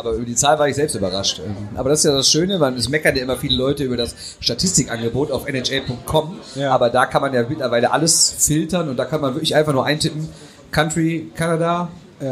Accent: Düsseldorf, North Rhine-Westphalia, Germany; als Düsseldorfer

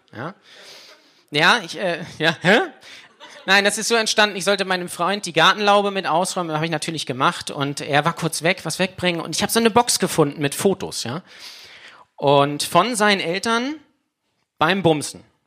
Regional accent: Lübeck, Schleswig-Holstein, Germany; ich komme direkt aus LA. Ja, das ist meine Hood, LA. Lübeck-Altstadt.

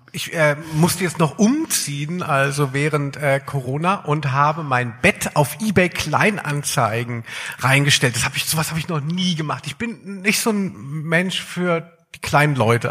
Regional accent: Darmstadt, Hesse, Germany; now in Cologne, Germany; als ich weggezogen bin aus Darmstadt, ja, ich komme aus Südhessen

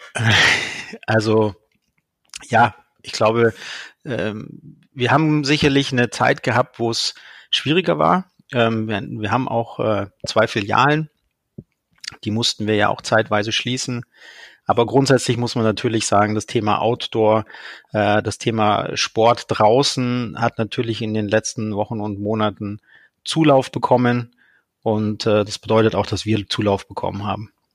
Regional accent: Munich, Bavaria, Germany; Ich komme, wie gesagt, aus München

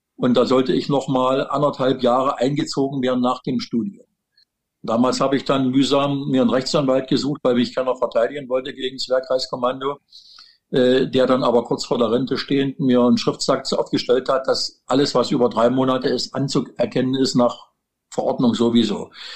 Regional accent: Wittenberg, Saxony-Anhalt, Germany; es ist mein, mein Geburtsort. Äh, ich bin hier in Wittenberg äh, seit 68 Jahren verankert

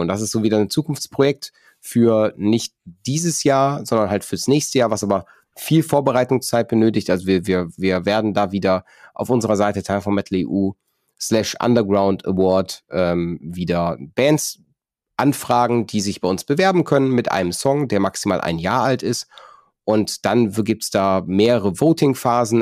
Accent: North Rhine-Westphalia, Germany; ich komme aus, komme aus NRW

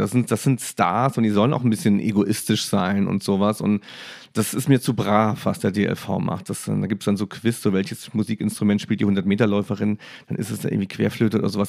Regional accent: Saarland, Germany; Ich bin im Saarland aufgewachsen

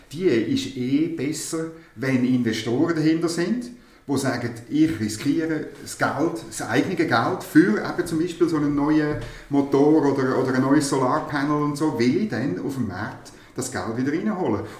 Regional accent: Thurgau, Switzerland; ich bin aufgewachsen in der Nähe von der Zuckerfabrik Frauenfeld

